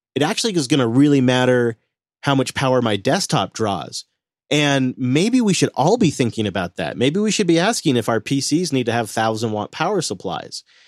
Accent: Washington, United States; my home state of Washington

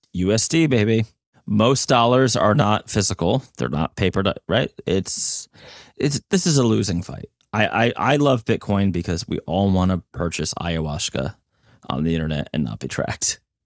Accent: New Jersey, United States; I'm from New Jersey

